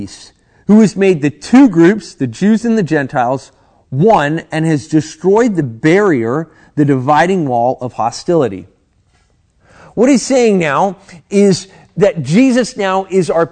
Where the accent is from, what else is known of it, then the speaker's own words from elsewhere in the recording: United States; a American Christian